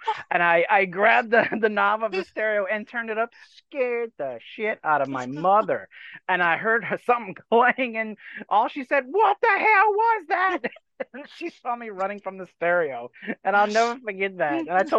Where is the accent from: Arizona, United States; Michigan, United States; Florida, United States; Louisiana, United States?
Louisiana, United States; Dulac; moved away; I'm from South Louisiana in a little swamp town called Dulac, right on the edge of the Gulf of Mexico. It's probably half in and out of the water now with all the hurricanes we've had in the last couple of years.